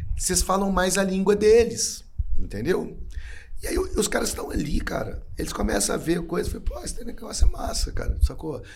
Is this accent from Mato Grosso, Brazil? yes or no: no; Belo Horizonte, Minas Gerais, Brazil; sou de Belo Horizonte.